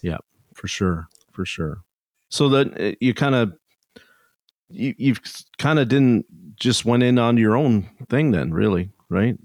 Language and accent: English; Canada; I'm Canadian